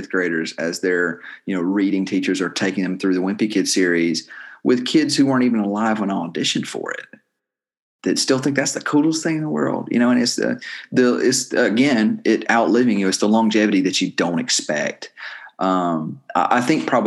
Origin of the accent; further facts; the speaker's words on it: Clanton, Alabama, United States; I grew up in Clanton, but the other half was spent all over the rest of the continent.